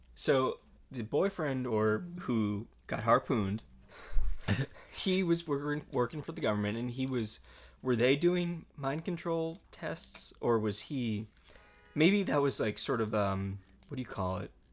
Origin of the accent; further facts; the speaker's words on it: Connecticut, United States; I am from Connecticut